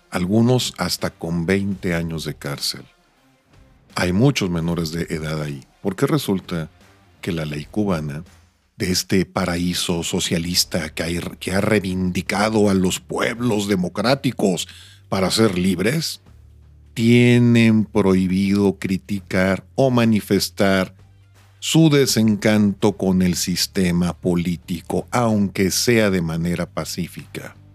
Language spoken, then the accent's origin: Spanish; Mexico; Yo, pues yo soy rubio con ojos verdes y soy latino, soy de México.